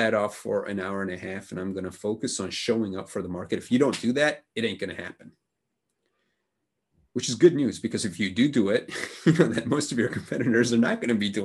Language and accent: English; Budapest, Hungary; my hometown of Budapest